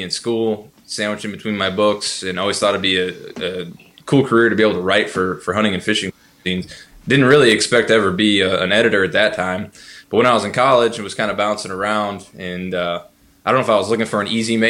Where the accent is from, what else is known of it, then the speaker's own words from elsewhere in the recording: Northwest Ohio, United States; moved away as an adult; now in Kentucky, United States; I grew up in Northwest Ohio. I don't know where you all are recording from right now, but, if you know Port Clinton, we grew up like 45 minutes south of there.